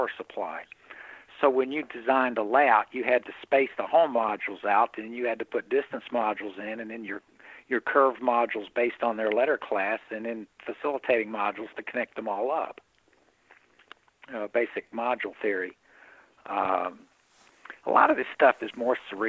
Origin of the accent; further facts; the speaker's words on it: Indiana, Pennsylvania, United States; my hometown of Pennsylvania, Indiana, Pennsylvania